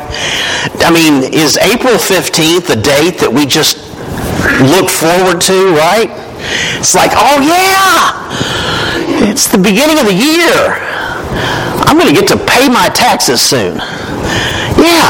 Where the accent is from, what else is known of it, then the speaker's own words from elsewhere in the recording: Winchester, Tennessee, United States; I grew up in Winchester, Tennessee